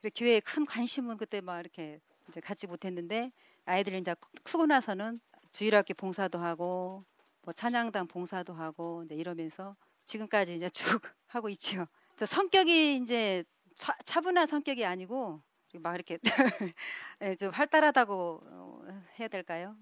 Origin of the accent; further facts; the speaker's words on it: South Korea; moved away as an adult; now in Jeju, South Korea; 고향은 육지인데요